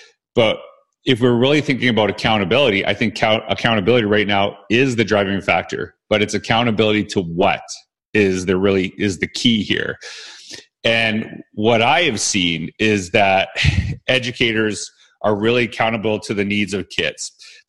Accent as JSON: {"language": "English", "country": "Canada", "said": "now Weston's from the United States, I'm from Canada"}